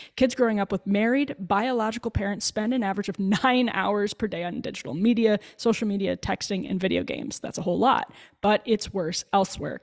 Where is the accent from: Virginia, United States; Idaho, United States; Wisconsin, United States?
Wisconsin, United States; near Waukesha; not far from where I grew up in Waukesha